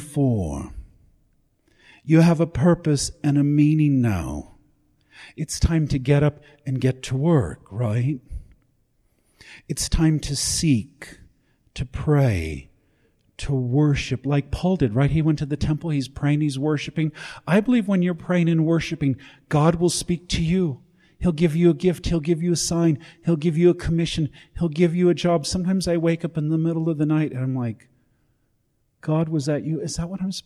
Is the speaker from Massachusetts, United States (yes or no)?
no; Los Angeles, California, United States; also born or lived in Chicago, Illinois, United States; I was born in Chicago, grew up in Los Angeles